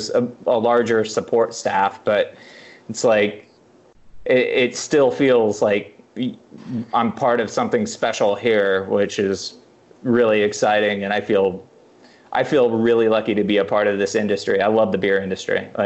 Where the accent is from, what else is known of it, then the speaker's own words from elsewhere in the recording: Madrid, Iowa, United States; moved away; also born or lived in Kansas City; I grew up in Madrid, Iowa, which is this tiny town